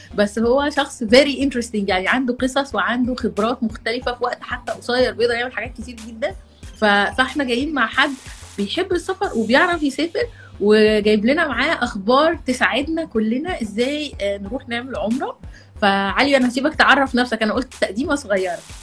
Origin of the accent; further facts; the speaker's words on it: Egypt; احنا مصريين